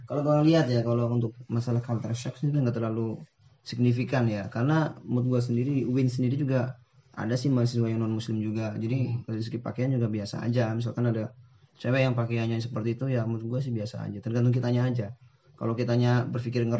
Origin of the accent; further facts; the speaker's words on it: Tegal, Central Java, Indonesia; gua berasal dari Tegal. Ya. Kalau lo tahu Tegal itu dari daerah Jawa Tengah.